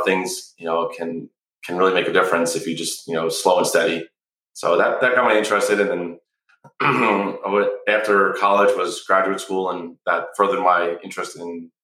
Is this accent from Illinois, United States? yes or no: no; New York, United States; moved away as an adult; also born or lived in New England / Malibu, California; I grew up in the Northeast in New York.